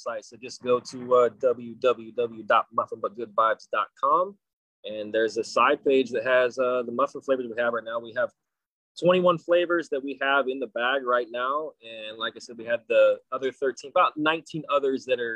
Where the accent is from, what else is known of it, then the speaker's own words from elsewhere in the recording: Kansas, United States; moved away as an adult; now in San Diego, United States; I grew up in Kansas. a little hick town in Kansas, no less.